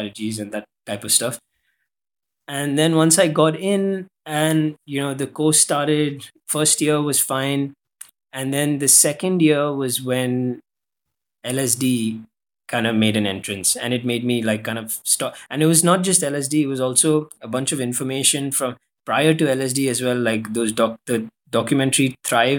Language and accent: English; Dubai, United Arab Emirates; I grew up in Dubai